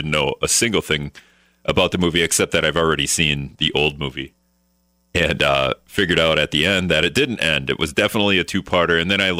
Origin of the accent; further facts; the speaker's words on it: Hortonville, Wisconsin, United States; now in La Crosse, United States; I grew up in Hortonville. I went to Hortonville High School.